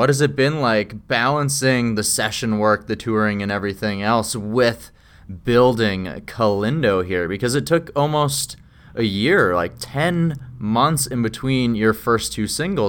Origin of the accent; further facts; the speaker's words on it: Saskatchewan, Canada; moved away as an adult; now in British Columbia, Canada; Oh, so I'm originally from Saskatchewan, so I've only been in BC for the last 3 years